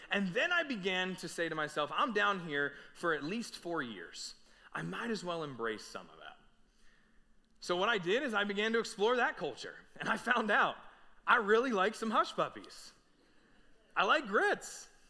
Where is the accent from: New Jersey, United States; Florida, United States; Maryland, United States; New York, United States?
New Jersey, United States; we were born and raised in South Jersey, right outside of Philadelphia